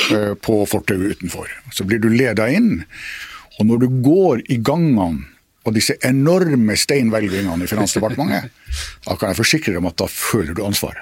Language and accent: Norwegian; Finnmark, Norway; som finnmarking